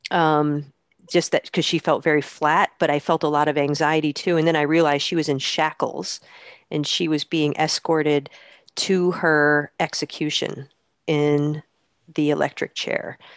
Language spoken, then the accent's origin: English; Poughkeepsie, New York, United States; I grew up in the Hudson Valley in upstate New York